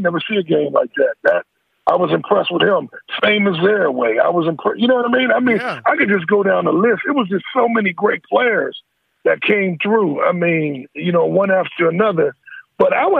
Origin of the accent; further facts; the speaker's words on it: Pittsburgh, Pennsylvania, United States; I'm from Pittsburgh.